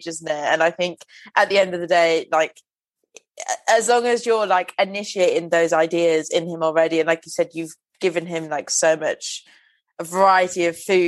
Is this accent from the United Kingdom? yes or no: yes; Welsh, Wales, United Kingdom; I'm Welsh